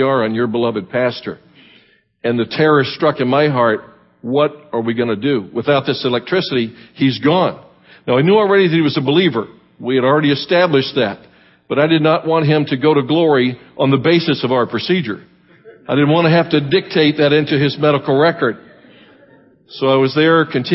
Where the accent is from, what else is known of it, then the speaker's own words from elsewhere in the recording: Miami, Florida, United States; now in Tampa, United States; I grew up in Miami